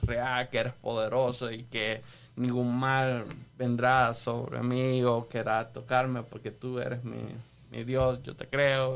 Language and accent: Spanish; El Salvador; yo nací en El Salvador, me crié en El Salvador